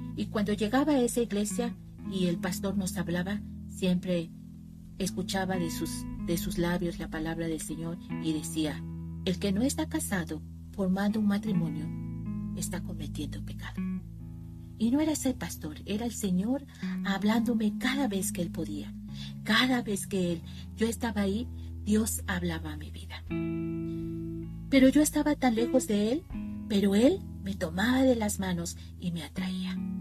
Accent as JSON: {"language": "Spanish", "region": "Veracruz", "country": "Mexico", "said": "soy de México, del estado de Veracruz"}